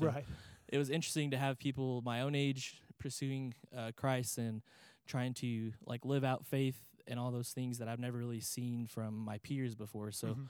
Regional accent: New Home, Texas, United States; Yes, sir.

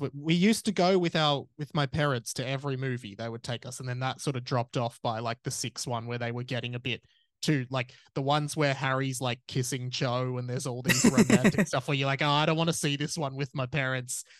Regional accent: Australia; as an Australian

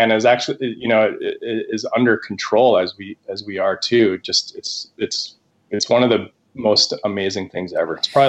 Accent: Santa Fe, New Mexico, United States; moved away; also born or lived in New York City; I grew up in Santa Fe, New Mexico. That's where I actually started my business, Squeezed. And but I've moved around quite a lot, lived in a huge variety of places.

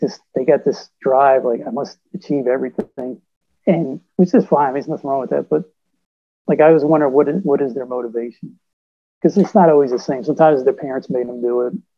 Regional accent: Virginia Beach, Virginia, United States; I was from Virginia Beach

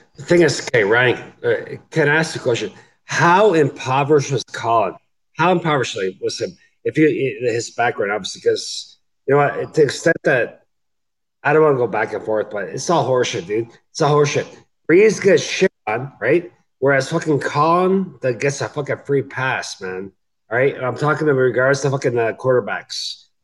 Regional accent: Canada; I'm Canadian

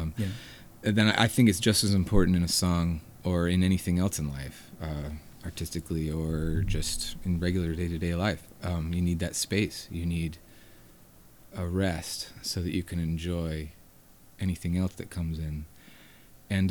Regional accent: Hendersonville, North Carolina, United States; also born or lived in Asheville, North Carolina; I grew up in Hendersonville, North Carolina, and came to Asheville often

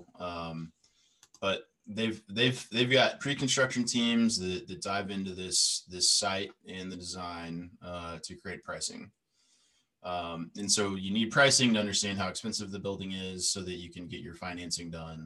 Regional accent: United States; being an American.

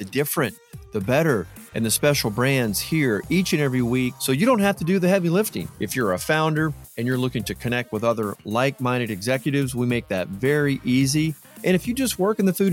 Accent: Atlanta, Georgia, United States; I'm from Atlanta

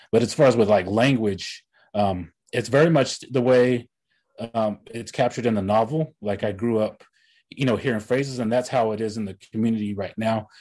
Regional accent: Tahlequah, Oklahoma, United States; my hometown, Tahlequah

